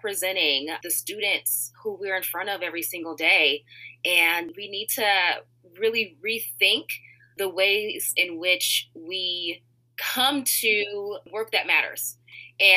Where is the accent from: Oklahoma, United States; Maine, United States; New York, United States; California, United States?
California, United States; Richmond; moved away as an adult; also born or lived in Moraga, California; now in Chicago, United States; I grew up in Richmond, California, so I want to represent the Bay there